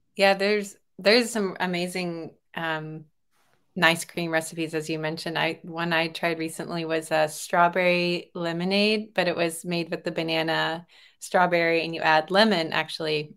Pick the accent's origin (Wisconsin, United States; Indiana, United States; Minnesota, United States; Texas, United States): Texas, United States; also born or lived in California; I was born in California and then was raised mostly in Texas